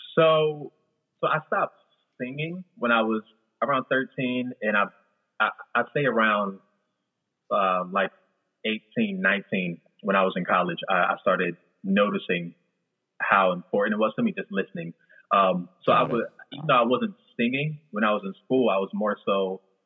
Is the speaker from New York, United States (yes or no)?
no; New Jersey, United States; also born or lived in Florida; I'm originally from South Jersey